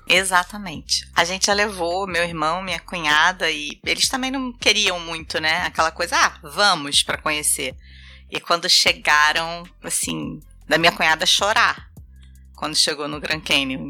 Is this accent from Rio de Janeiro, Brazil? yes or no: yes; Rio de Janeiro, Brazil; É, eu sou carioca, vivi minha infância inteira no Rio de Janeiro